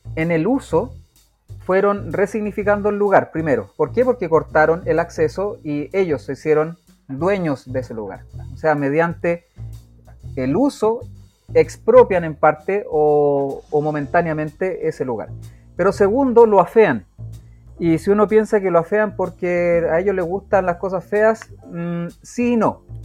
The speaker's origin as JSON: {"language": "Spanish", "town": "Rancagua", "region": "O'Higgins", "country": "Chile", "said": "Yo soy de Rancagua, por eso digo la capital"}